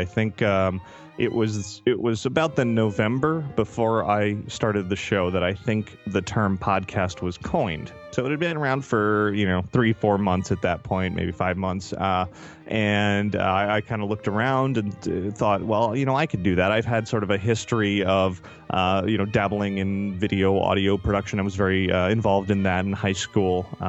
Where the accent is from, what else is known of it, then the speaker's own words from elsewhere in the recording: Miami, Florida, United States; also born or lived in Orlando; 1980 is when I was born in Miami. That's where I spent most of my life